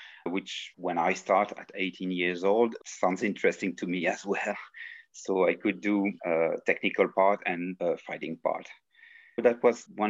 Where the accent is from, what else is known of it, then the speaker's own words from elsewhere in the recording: Belgium; I'm from Belgium